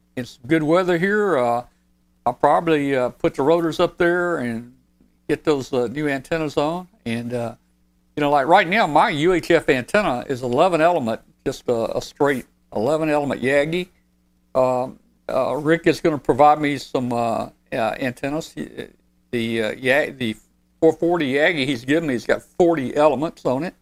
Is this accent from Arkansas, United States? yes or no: yes; Arkansas, United States; Arkansas is my home state.